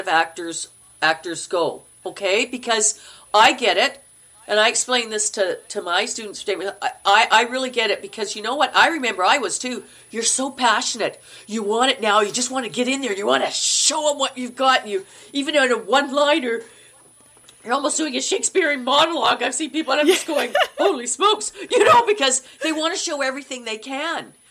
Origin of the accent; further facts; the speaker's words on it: Manitoba, Canada; accent: Canuck; moved away; I'm from Manitoba, and we speak very Minnesotan.